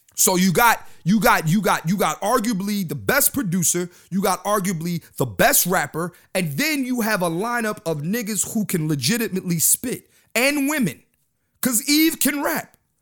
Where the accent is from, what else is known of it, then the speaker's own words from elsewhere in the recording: Philadelphia, Pennsylvania, United States; when I was growing up in Philly.